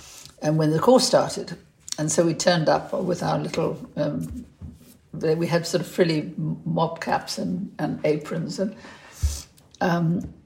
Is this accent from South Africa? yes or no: yes; South Africa; now in United Kingdom; But I was brought up in South Africa, and we had a cook